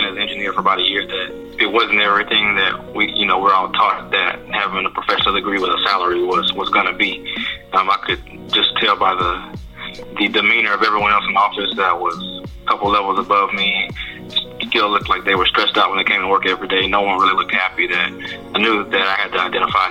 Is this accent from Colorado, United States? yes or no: no; Port Arthur, Texas, United States; moved away as an adult; also born or lived in Memphis, Tennessee; now in Houston, United States; I'm from Port Arthur, Texas, born and raised in the Gulf